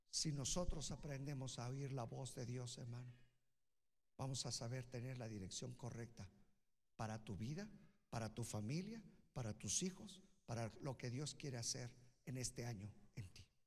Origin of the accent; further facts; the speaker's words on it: Naucalpan, State of Mexico, Mexico; yo soy de Naucalpan